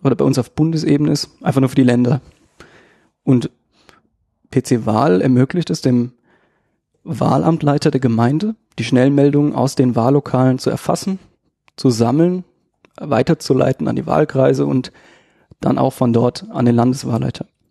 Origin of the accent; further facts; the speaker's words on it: Darmstadt, Hesse, Germany; ich bin ähm, aus Darmstadt, mache IT-Sicherheit so ein bisschen